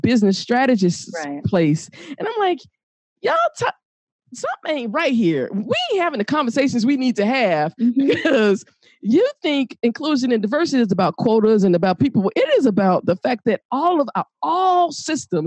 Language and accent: English; Atlanta, Georgia, United States; moved away; also born or lived in Chicago, Illinois; I am from Atlanta, Georgia, and I also lived in Chicago